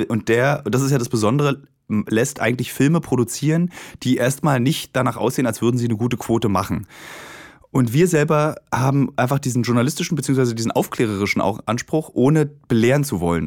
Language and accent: German; Germany; Ich meine, ich habe neun Jahre DDR mitbekommen